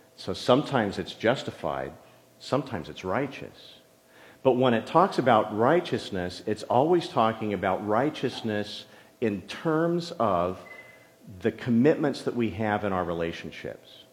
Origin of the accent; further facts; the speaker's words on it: San Jose, California, United States; also born or lived in farm country; when we moved to San Jose, my dad wanted to have, you know, property big enough where he could park his plumbing trucks. And so that meant we were in East San Jose